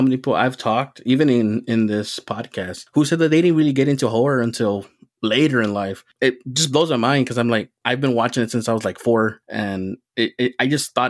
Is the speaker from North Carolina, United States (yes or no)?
no; southern tip of Texas, United States; I grew up near Mexico, actually, in the southern tip of Texas